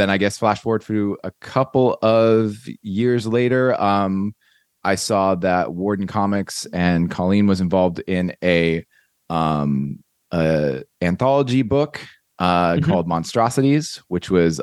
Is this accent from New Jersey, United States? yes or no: yes; Mercer County, New Jersey, United States; moved away as an adult; now in Southern California, United States; I'm from Mercer County.